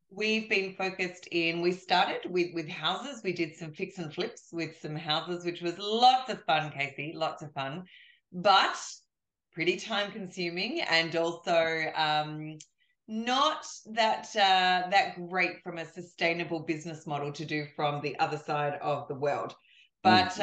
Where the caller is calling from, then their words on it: Australia; I'm calling you from Australia